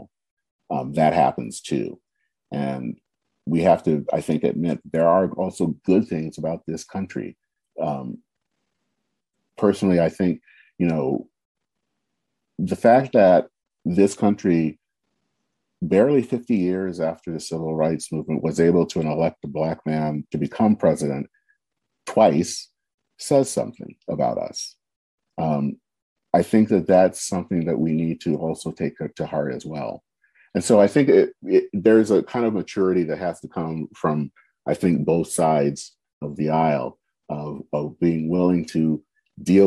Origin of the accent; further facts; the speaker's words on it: United States; We are Americans